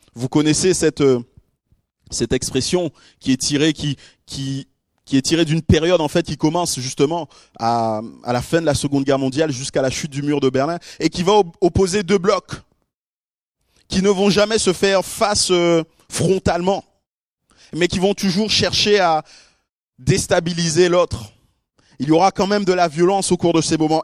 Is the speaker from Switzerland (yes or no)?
no; Guadeloupe; chez moi en Guadeloupe, qui est une toute petite île perdue là au, milieu de l'océan Atlantique